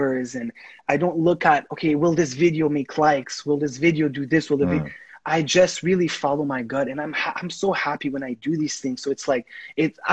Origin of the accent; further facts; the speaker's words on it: Haiti; first language Haitian Creole; English is a second language; now in United States; I'm Haitian. Like, I grew up in Haiti. I speak the language.